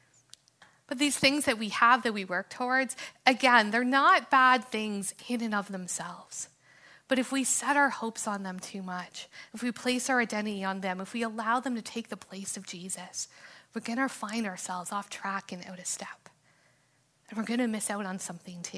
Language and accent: English; Canada; freedoms and opportunities that we have as Canadians